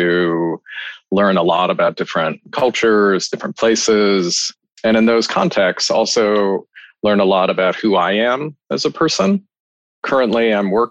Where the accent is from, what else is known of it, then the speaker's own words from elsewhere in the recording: Maryland, United States; moved away as an adult; also born or lived in California / Boston / San Francisco / Tokyo; now in New York City, United States; I was born in California in the United States and mostly raised on the East Coast in Maryland